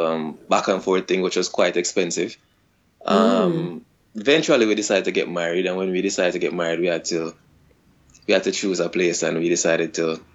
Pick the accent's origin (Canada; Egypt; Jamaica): Jamaica; moved away as an adult; now in Japan; We're from Jamaica. We've been living here in Japan for different time periods. Myself, …, I've been living here for almost 3 years.